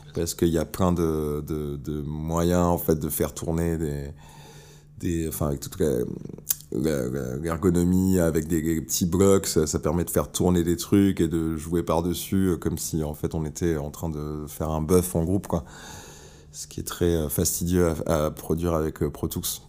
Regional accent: Bordeaux, Nouvelle-Aquitaine, France; moved away as an adult; now in Paris, France; je suis de Bordeaux au départ

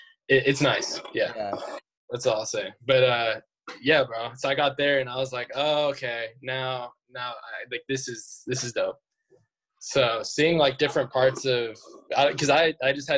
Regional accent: Thousand Oaks, California, United States; now in Los Angeles, United States; I grew up in Thousand Oaks, which is, I'm actually in Thousand Oaks right now

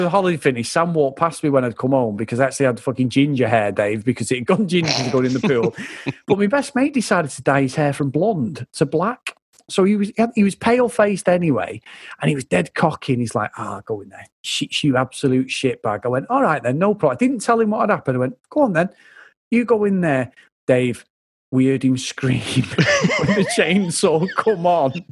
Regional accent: Benidorm, Valencian Community, Spain; I grew up in Spain. I grew up in Benidorm. Like you know, I know it's a, it's a proper shithole, but we grew up there as kids.

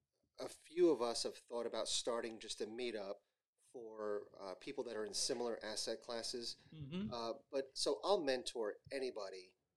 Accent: New Jersey, United States; So my parents are from India. Mm-hmm. I grew up in New Jersey, born and raised in Jersey.

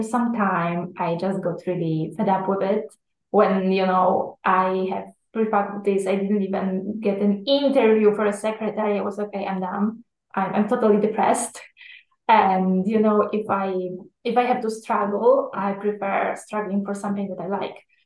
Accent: Poland; now in Italy; I originally come from Poland, but I live in Italy

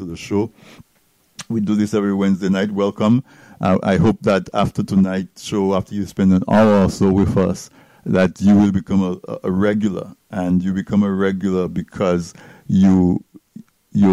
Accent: Dominica; We grew up in Dominica listening to Steinberg Henry and DBS Radio

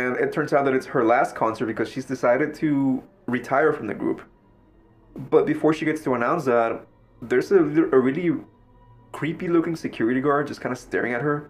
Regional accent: Mexico; now in United States; I grew up in Mexico

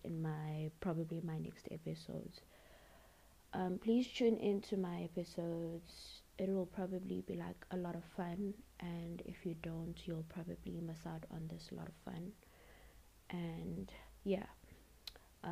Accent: South Africa; I am 21 years old and I'm from South Africa

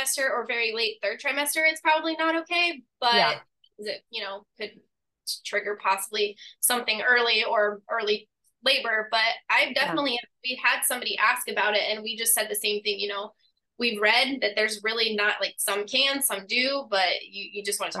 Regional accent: Indianapolis, Indiana, United States; moved away as an adult; now in Melbourne, United States; I'm actually originally from Indiana, was born and raised in Indianapolis, but I moved down here about 8 years ago now

